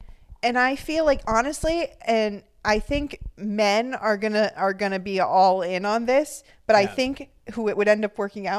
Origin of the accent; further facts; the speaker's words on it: Orange County, California, United States; maybe that was just where I grew up in Orange County.